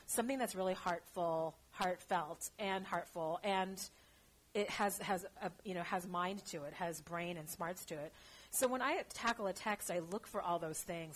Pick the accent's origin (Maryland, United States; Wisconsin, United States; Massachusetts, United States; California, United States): California, United States; Los Angeles; moved away; also born or lived in Shanghai / Bay Area; I'm uh, born and raised in Los Angeles